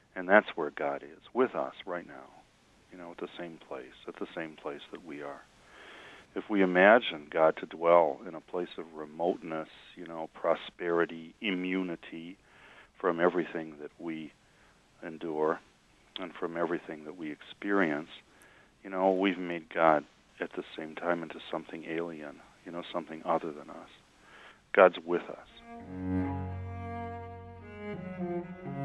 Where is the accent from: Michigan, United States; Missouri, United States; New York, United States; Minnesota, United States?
Michigan, United States; Detroit; I grew up in Detroit, which is a city in which you're as apt to see a mosque as a Baptist church